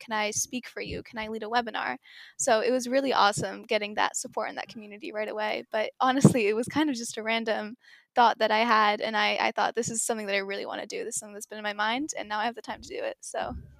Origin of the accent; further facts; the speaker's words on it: Seattle, Washington, United States; first language English; also born or lived in Singapore; I was born in Seattle, but I used to live in Singapore